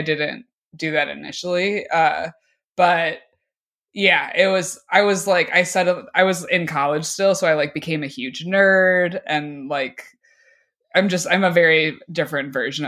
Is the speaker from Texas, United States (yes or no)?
no; Oak Park, Illinois, United States; I'm from Oak Park